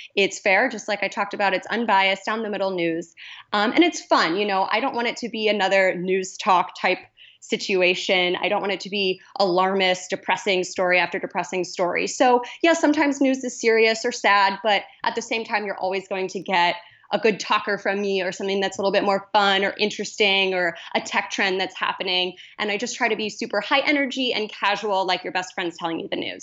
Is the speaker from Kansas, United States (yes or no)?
yes; Kansas, United States; moved away as an adult; also born or lived in Columbia, Missouri / Portland, Oregon; now in Los Angeles, United States; I'm originally from Kansas